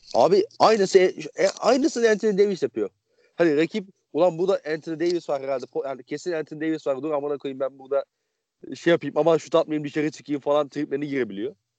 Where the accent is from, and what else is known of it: Konya, Turkey